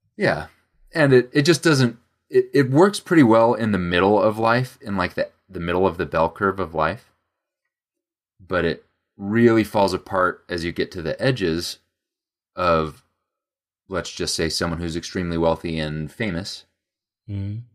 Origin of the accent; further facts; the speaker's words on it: United States; we're American